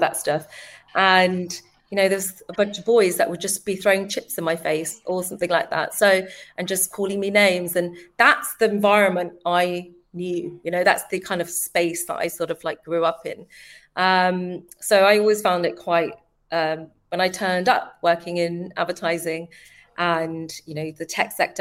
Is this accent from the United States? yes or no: no; London, United Kingdom; born and bred in East London, Forest Gate